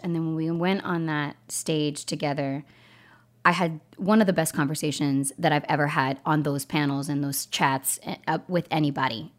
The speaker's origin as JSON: {"language": "English", "region": "East Coast", "country": "United States", "tie": "born or raised there", "said": "from Colombian uh, uh, heritage, and I grew up in the East Coast"}